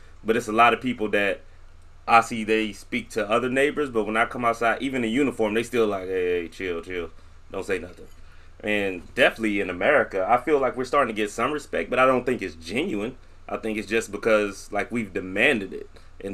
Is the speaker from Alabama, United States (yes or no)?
no; Mississippi, United States; moved away; growing up in Mississippi